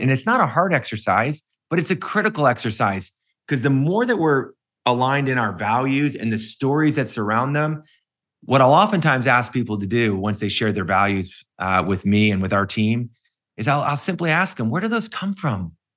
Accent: Cleveland, Ohio, United States; when I grew up in Cleveland

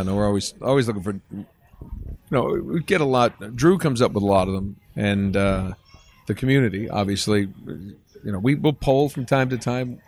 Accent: Attleboro, Massachusetts, United States; moved away; also born or lived in Rhode Island; I grew up in, uh, Attleboro, Mass, and then to Rhode Island

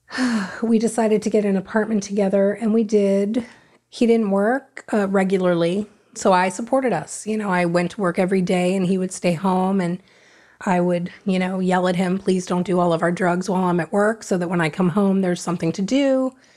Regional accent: Davie, Florida, United States; born or raised there; also born or lived in Hollywood, Florida / Fort Lauderdale, Florida

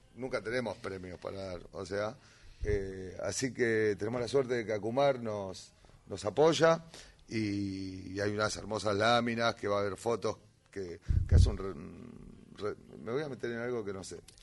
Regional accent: Harley, Buenos Aires Province, Argentina; also born or lived in Lomas de Zamora; now in Valentín Alsina, Argentina; Yo soy de Harley. Yo, ah. nací, en, Lomas, tuve ratito en Lomas

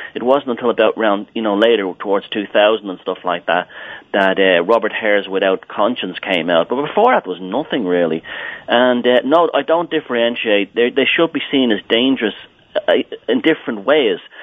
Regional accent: Ireland; as a little boy in Ireland, I was growing up when the troubles here, what they called the troubles here, were going on in Northern Ireland. Even though I grew up in Southern Ireland

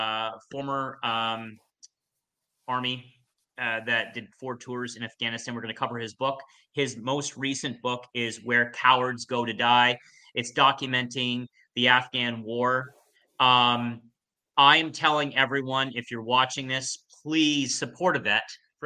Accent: Canada; Come on. We're Canadian. Let's go.

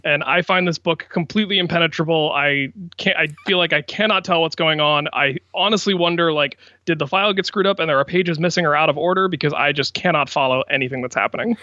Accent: Washington, District of Columbia, United States; my hometown of Washington, D C

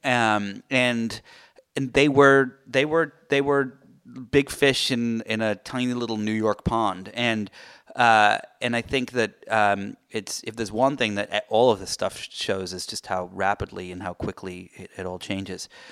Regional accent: United Kingdom; I'm British

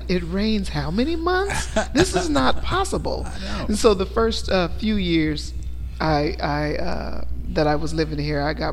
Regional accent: Oklahoma, United States; born or raised there; moved away

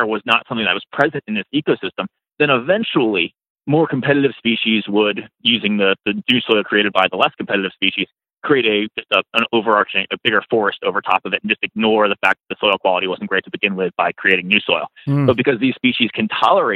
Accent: East Coast, United States; I grew up on the East Coast

